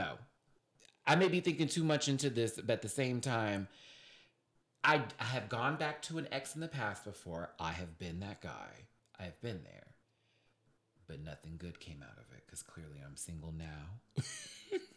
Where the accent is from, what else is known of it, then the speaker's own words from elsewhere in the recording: Houston, Texas, United States; also born or lived in Alabama; my family's from Alabama, but we lived in Houston, Texas.